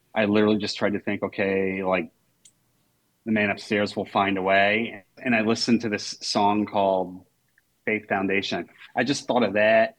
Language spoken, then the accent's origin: English; Maine, United States; now in Portland, United States; my hometown is. It's 15 minutes from the University of Maine.